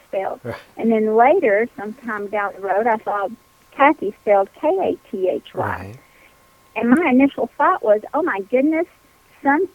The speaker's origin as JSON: {"language": "English", "region": "Kentucky", "country": "United States", "tie": "born or raised there", "also_born_or_lived": "Burgin, Kentucky / Versailles, Kentucky", "said": "I'm a Kentucky girl, barely been out of the state except to go on vacation occasionally"}